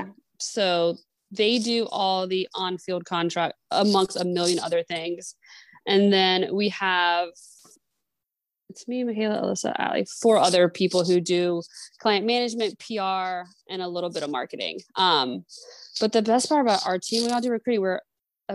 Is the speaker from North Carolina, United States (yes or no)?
yes; Apex, North Carolina, United States; now in Maryland, United States; I grew up in Apex, right outside of Raleigh